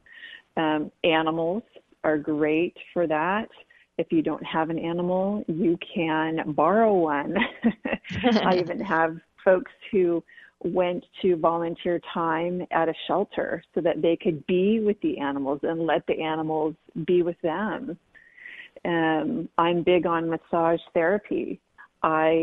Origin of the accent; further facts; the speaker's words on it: San Diego, California, United States; growing up in San Diego